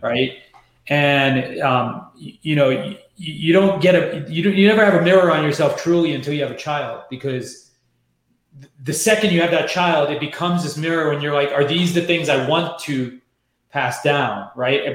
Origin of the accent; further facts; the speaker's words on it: New York, United States; moved away; also born or lived in San Francisco; I'm born and raised in New York